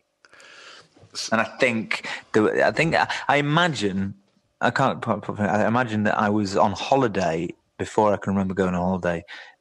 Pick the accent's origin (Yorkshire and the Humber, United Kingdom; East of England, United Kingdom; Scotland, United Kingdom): Yorkshire and the Humber, United Kingdom; growing up in West Yorkshire